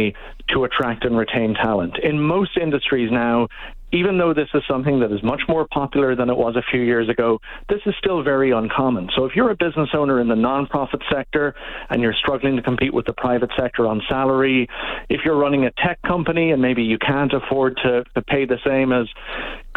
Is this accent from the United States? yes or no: no; Ireland; moved away as an adult; now in Canada; I'm originally from Ireland